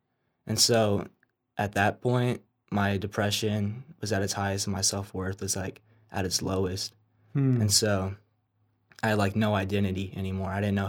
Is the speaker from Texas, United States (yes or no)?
yes; San Antonio, Texas, United States; I'm from San Antonio.